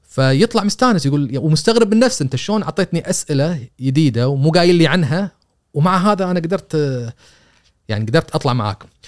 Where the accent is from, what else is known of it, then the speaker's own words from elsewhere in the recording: Kuwait; إحنا ك- ككويتيين